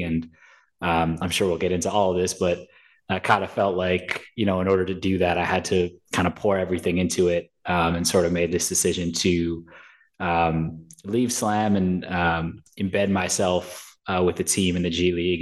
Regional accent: New York, United States; I'm from New York.

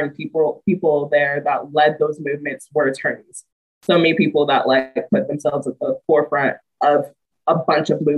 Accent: Atlanta, Georgia, United States; moved away as an adult; also born or lived in Auburn, Alabama; now in Knoxville, United States; I'm born and raised in Atlanta, Georgia.

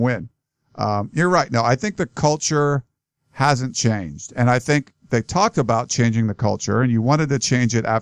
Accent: Beaver Falls, Pennsylvania, United States; moved away; I'm originally from Western Pennsylvania. Beaver Falls, where Joe Namath grew up too

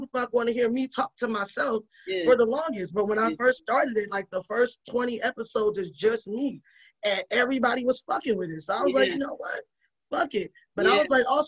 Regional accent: New York City, New York, United States; I grew up in the Bronx in the fucking crack era

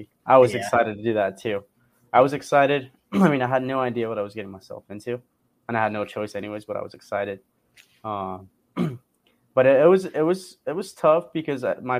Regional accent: Montclair, California, United States; I am from Montclair, California.

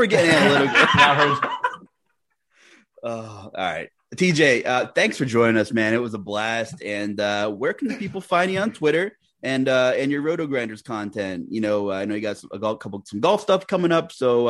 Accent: Long Island, New York, United States; I'm from Long Island

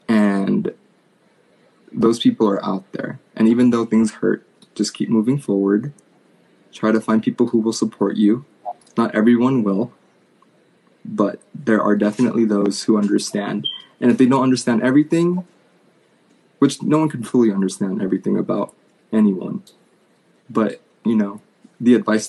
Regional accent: New York, United States; now in California, United States; Born and raised in New York. Now a California boy.

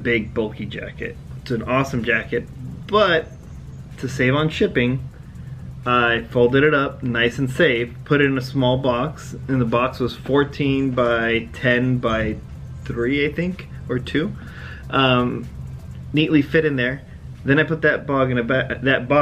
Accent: Southern California, United States; we're Southern California

